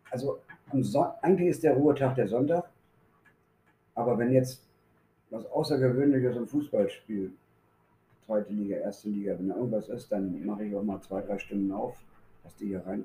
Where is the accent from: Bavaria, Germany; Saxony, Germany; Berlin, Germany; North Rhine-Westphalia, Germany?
Berlin, Germany; born there; moved away as an adult; now in Osnabrück, Germany; ich bin gebürtiger Berliner, ich bin 1978 da weg, bin nach Osnabrück gegangen